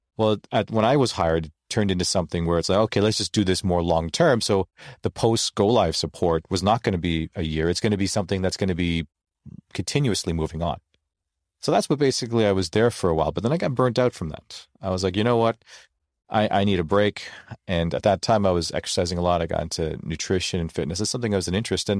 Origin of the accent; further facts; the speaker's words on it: Toronto, Ontario, Canada; I was born and raised in Toronto, Ontario, Canada.